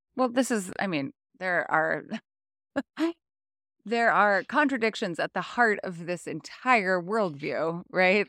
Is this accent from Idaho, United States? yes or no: yes; North Idaho, United States; moved away; also born or lived in Montana; growing up in North Idaho